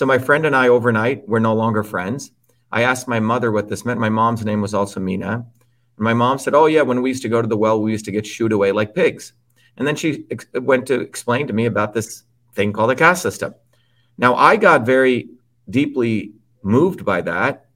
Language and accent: English; United States; also born or lived in India; growing up in the United States